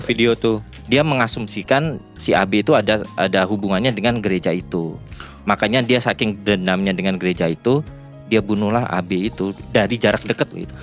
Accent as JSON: {"language": "Indonesian", "country": "Indonesia", "moved": "yes", "lives_now": "Japan", "said": "Orang Indonesia"}